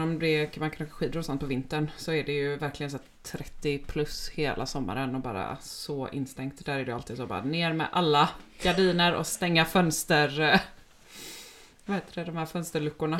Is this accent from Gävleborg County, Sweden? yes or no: no; Gothenburg, Västra Götaland, Sweden; Och vi är båda uppvuxna i Göteborg